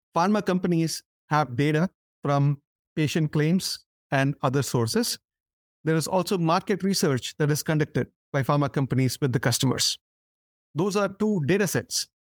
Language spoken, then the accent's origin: English; India; moved away as an adult; as a kid growing up in India